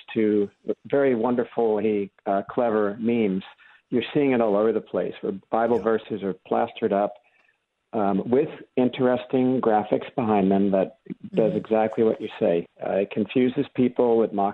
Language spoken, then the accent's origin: English; New Jersey, United States; now in Santa Cruz, United States; I grew up in New Jersey